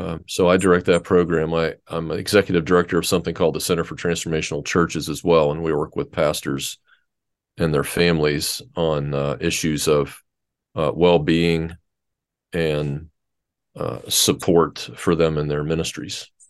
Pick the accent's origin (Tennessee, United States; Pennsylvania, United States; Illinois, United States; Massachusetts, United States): Pennsylvania, United States; Pittsburgh; moved away as an adult; I grew up in Pittsburgh, Pennsylvania.